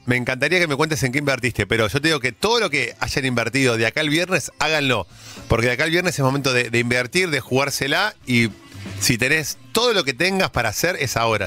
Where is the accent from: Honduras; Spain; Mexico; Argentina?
Argentina; nosotros como argentinos